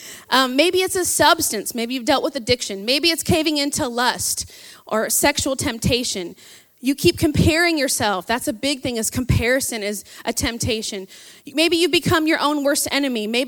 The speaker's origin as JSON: {"language": "English", "town": "South Bend", "region": "Indiana", "country": "United States", "tie": "born or raised there", "moved": "yes", "said": "I'm from South Bend, so go Irish. That's where my hometown is at."}